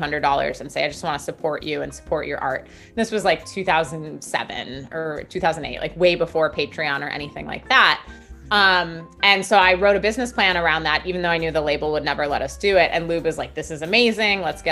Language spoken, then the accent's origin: English; Milwaukee, Wisconsin, United States; Milwaukee, where I'm originally from